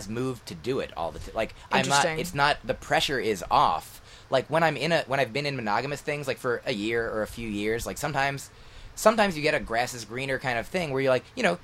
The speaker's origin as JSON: {"language": "English", "region": "New Jersey", "country": "United States", "tie": "born or raised there", "also_born_or_lived": "Boston", "moved": "as an adult", "said": "I grew up in New Jersey and then went to school in Boston"}